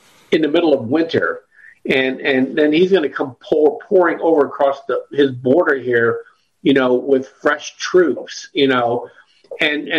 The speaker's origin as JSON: {"language": "English", "region": "Pennsylvania", "country": "United States", "said": "I'm from Pennsylvania"}